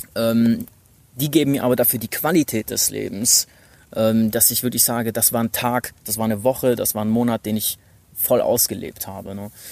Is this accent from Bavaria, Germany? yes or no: no; Stuttgart, Baden-Württemberg, Germany; moved away as an adult; also born or lived in United States; ich komme eigentlich aus Stuttgart, hab aber ein paar Jahre in den U S A studiert mit zwanzig